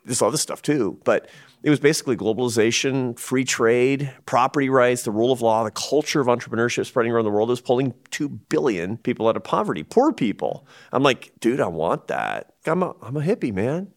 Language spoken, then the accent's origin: English; Seattle, Washington, United States; I grew up in Seattle, Washington, which is the most progressive place in America